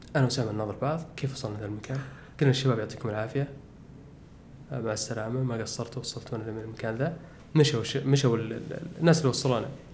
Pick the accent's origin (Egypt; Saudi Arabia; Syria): Saudi Arabia; وحنا من السعوديه